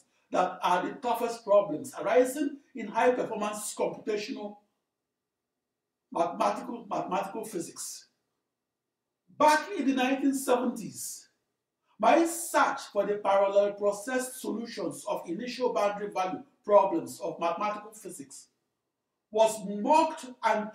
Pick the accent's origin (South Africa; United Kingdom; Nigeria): Nigeria; now in United States; I was born and raised in the heart of sub-Saharan Africa instead of born and raised in Europe.